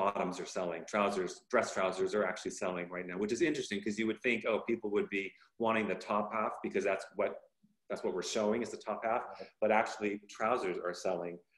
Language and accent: English; Bay Area, Northern California, United States; also born or lived in Los Angeles, California; moved quite young to NoCal, Northern California, Bay Area. And so I have family and friends in down south. And then, of course, I grew up in Northern California